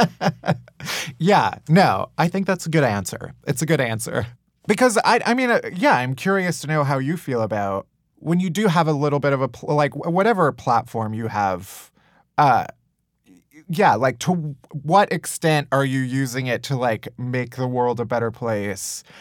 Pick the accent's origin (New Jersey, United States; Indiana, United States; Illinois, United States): Illinois, United States; Chicago; I'm from Chicago also